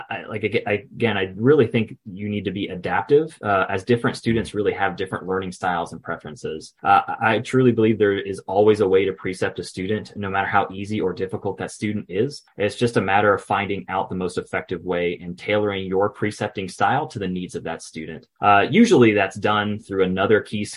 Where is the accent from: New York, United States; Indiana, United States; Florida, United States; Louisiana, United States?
Florida, United States; Gainesville; I'm from Gainesville, Florida.